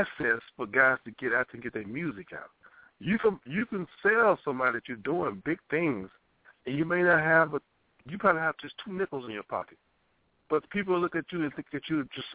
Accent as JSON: {"language": "English", "region": "Louisiana", "country": "United States", "tie": "born or raised there", "moved": "as an adult", "said": "when I came up here from Louisiana"}